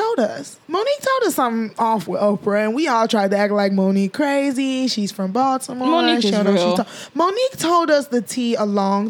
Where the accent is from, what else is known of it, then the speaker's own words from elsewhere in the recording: Nigeria; we're Nigerian.